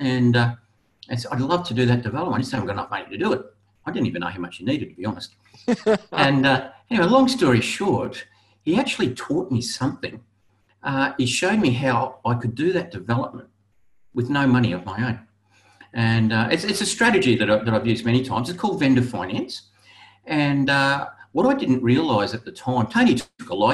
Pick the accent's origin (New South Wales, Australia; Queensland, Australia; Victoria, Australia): Queensland, Australia; Brisbane; also born or lived in Gold Coast; I was born in Brisbane. I moved to the Gold Coast to make my fortune.